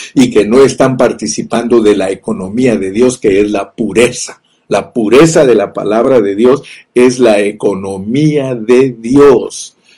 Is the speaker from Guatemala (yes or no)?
yes; Guatemala; yo nací en Guatemala